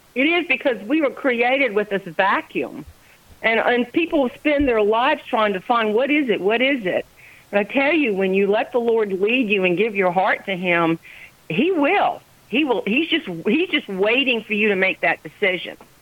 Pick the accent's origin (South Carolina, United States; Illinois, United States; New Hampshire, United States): South Carolina, United States; Charleston; now in Johnston, United States; I'm a Charlestonian by birth.